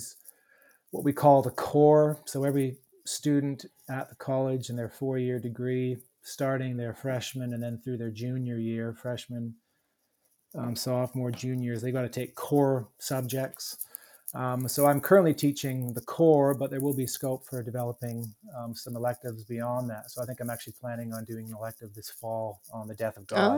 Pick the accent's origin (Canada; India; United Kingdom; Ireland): Canada; moved away as an adult; also born or lived in Melbourne, Australia; now in United States; Being Canadian